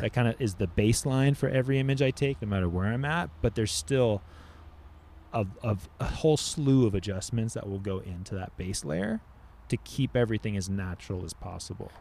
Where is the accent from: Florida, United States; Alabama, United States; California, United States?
California, United States; Laguna Beach; also born or lived in Oxnard; I grew up surfing in Orange County